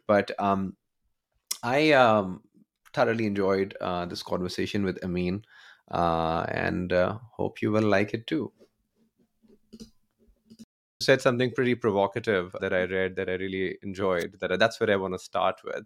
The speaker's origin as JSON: {"language": "English", "country": "Pakistan", "tie": "born or raised there", "said": "I'm, I'm from Pakistan, born and raised"}